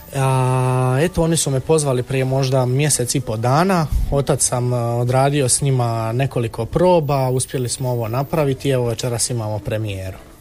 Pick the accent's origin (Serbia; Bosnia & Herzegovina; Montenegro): Bosnia & Herzegovina; Međugorje, Federation of Bosnia and Herzegovina; now in Split, Croatia; ja sam konkretno iz Međugorja i isto sam e, bio u crkvenoj zajednici od malih nogu